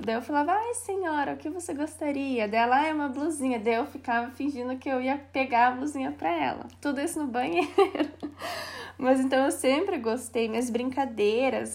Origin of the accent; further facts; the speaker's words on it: Castro, Paraná, Brazil; accent: interior of Paraná; also born or lived in Curitiba; moro em Castro, interior do Paraná, olha o meu sotaque. Até na faculdade eu era zoada por isso